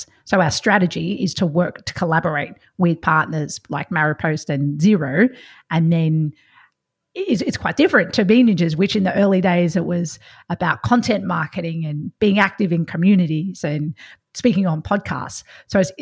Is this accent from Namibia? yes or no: no; Victoria, Australia; I'm from Victoria, so I've seen lots of country Victoria